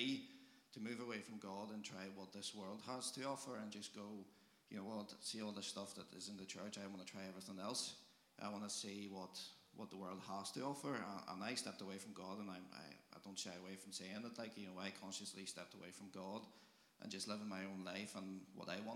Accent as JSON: {"language": "English", "country": "Poland", "moved": "as an adult", "said": "I'm from Poland"}